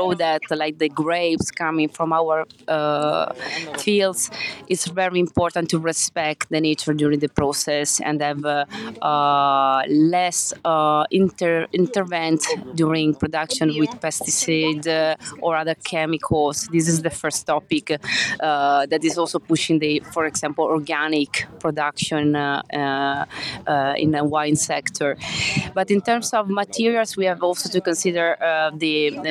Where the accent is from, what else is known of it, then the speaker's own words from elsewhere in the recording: Forlì, Emilia-Romagna, Italy; I come from Forlì, a little town in the north of Italy